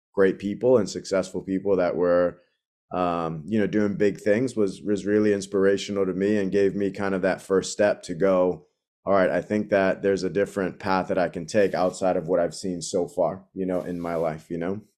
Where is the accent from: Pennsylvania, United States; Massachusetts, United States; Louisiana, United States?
Massachusetts, United States; Boston; moved away as an adult; growing up in, in Dorchester, I've spent a lot of time growing up in Jamaica Plain and then in Dorchester